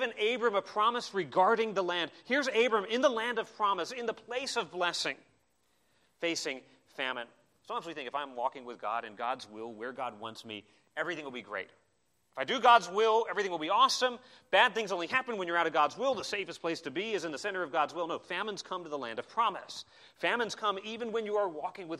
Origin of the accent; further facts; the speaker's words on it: Arizona, United States; I grew up in Arizona